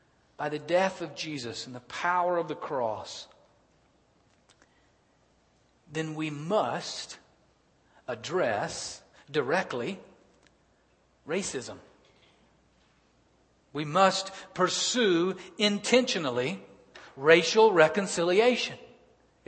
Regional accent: Birmingham, Alabama, United States; I was born and raised in Birmingham, Alabama.

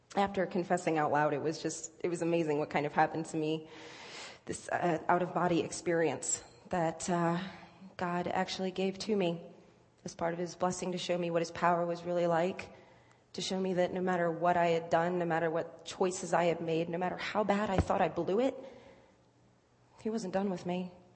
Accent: Virginia Beach, Virginia, United States; moved away as an adult; also born or lived in Cincinnati area (lives now, implied by Reds); I'm not from here. I am from Virginia Beach. I've lived uh, here for about a year now

